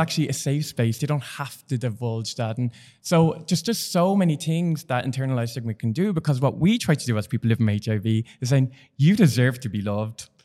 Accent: Dublin, Leinster, Ireland; I'm from Dublin

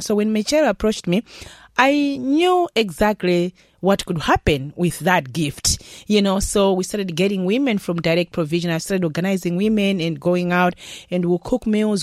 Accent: Malawi; now in Ireland; I'm coming from Malawi so our Malawian recipes

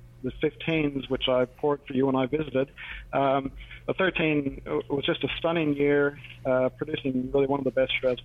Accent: Waterloo, Ontario, Canada; moved away as an adult; now in Murrumbateman, Australia; I grew up in Waterloo, and as you guys might well know, it's big Mennonite country down there

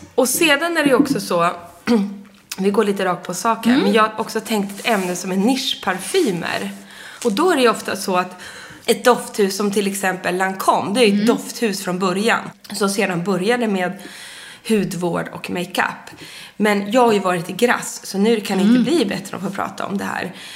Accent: Sundsvall, Västernorrland County, Sweden; moved away; när jag fyllde år uppe i Sundsvall, där jag är född

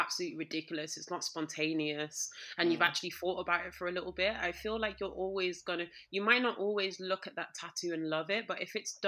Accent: United Kingdom; I am Black British

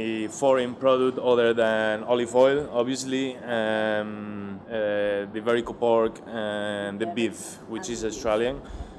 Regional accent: Madrid, Community of Madrid, Spain; moved away as an adult; now in Vietnam; I'm from Spain. I was born in Madrid in 1988, long time ago.

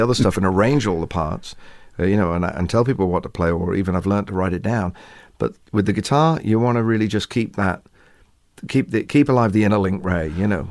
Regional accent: England, United Kingdom; Maybe we're English

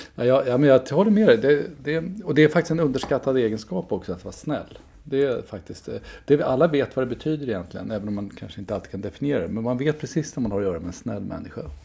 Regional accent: Enköping, Uppsala County, Sweden; kyrkan i Enköping där jag växte upp

